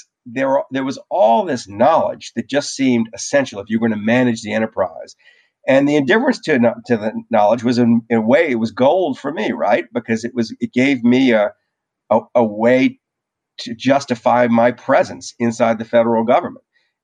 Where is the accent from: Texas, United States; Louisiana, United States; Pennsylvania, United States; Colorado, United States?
Louisiana, United States; New Orleans; I grew up in New Orleans. When I was growing up in New Orleans, the way you found out whether a hurricane was about to hit was you went outside.